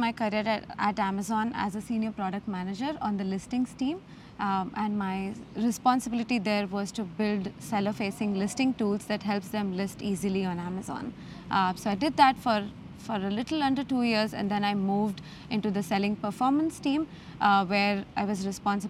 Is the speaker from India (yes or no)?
yes; Mumbai, Maharashtra, India; born or raised there